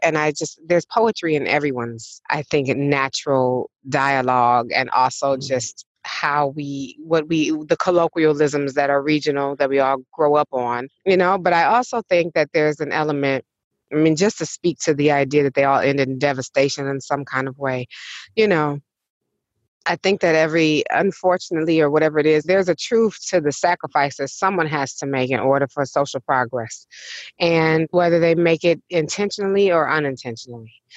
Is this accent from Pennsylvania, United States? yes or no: no; Detroit, Michigan, United States; growing up in Detroit, not only from my elders, but also from my peers, has shaped my Detroit education